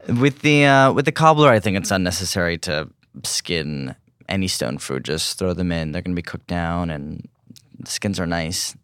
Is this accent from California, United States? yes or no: yes; California, United States; growing up in California